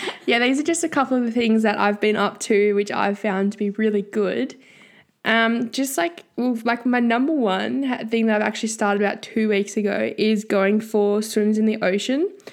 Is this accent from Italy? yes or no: no; Tasmania, Australia; now in Brisbane, Australia; I'm from Tassie and I study journalism and arts at U Q